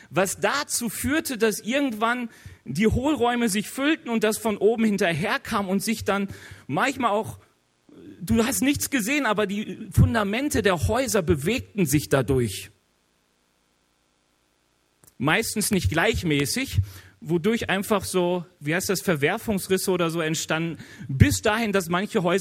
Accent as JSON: {"language": "German", "region": "North Rhine-Westphalia", "country": "Germany", "said": "Ich bin aus dem Ruhrge Ruhrgebiet. Im Ruhrgebiet weiß jeder, was der Pütt ist."}